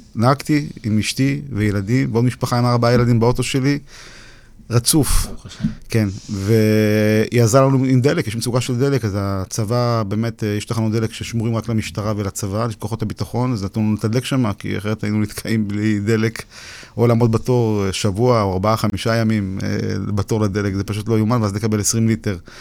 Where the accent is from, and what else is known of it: Ukraine; born or raised there